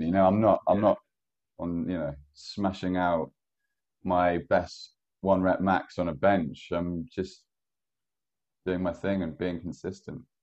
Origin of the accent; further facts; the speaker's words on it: Ballymena, Northern Ireland, United Kingdom; moved away; I grew up in Northern Ireland.